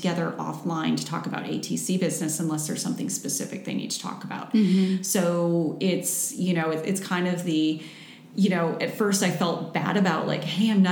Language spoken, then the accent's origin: English; Midwest, United States; I'm from the Midwest, so we're naturally sarcastic people